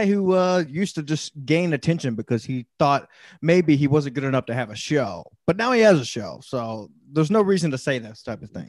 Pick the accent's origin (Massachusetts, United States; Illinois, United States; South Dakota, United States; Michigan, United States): Illinois, United States; Chicago; Yeah, we're from Chicago.